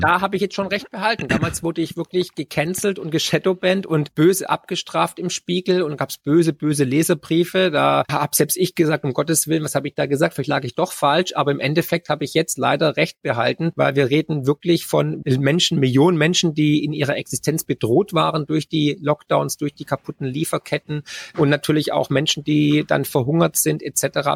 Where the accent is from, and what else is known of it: Germany